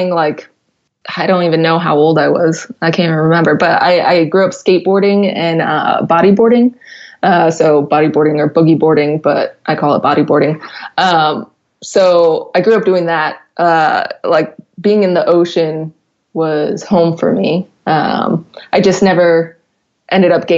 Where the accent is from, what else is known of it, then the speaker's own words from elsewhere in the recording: New Jersey, United States; moved away as an adult; now in San Diego, United States; I'm from Jersey